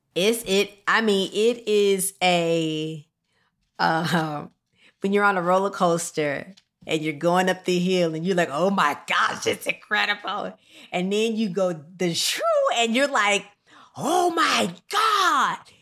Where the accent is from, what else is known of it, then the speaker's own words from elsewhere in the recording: Rockford, Illinois, United States; moved away; I loved my hometown of Rockford, Illinois